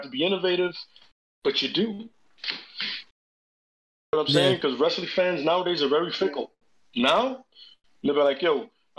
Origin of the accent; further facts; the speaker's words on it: Ohio, United States; I'm from Ohio. I've never been here before.